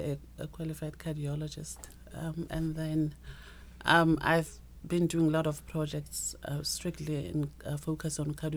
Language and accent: English; Limpopo, South Africa; moved away as an adult; also born or lived in Pretoria, Gauteng; I've been all over South Africa. I was born in the Limpopo province.